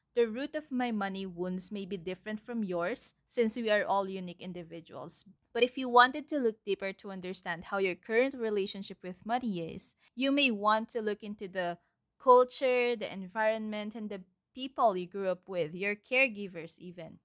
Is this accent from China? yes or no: no; Philippines; my environment, the culture, actually, as a Filipino citizen.